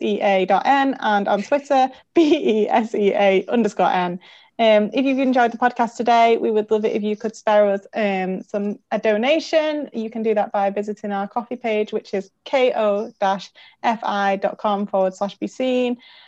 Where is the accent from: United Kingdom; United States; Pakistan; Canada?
United Kingdom; Manchester, North West England; born or raised there